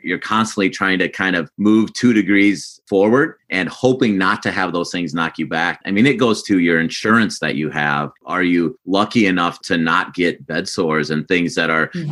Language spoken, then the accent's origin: English; South Dakota, United States; I grew up in South Dakota as well.